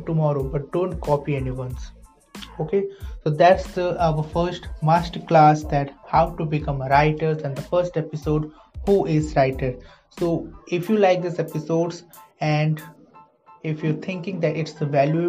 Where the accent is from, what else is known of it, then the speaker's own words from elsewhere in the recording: India; I'm an Indian writer and author